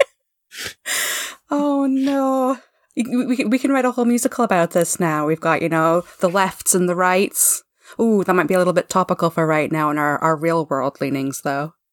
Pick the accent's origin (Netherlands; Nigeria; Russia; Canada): Canada; I'm a Canadian living in Canada